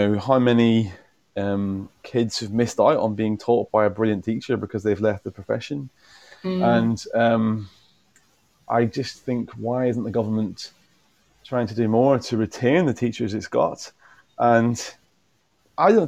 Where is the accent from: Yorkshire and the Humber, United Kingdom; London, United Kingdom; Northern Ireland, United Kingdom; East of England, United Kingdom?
Northern Ireland, United Kingdom; moved away; also born or lived in Essex; I'm from Northern Ireland originally